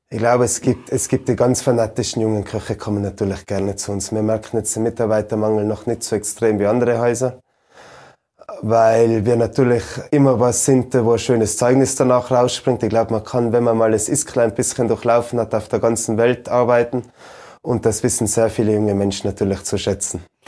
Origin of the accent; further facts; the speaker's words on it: Ischgl, Tyrol, Austria; meinen Heimatort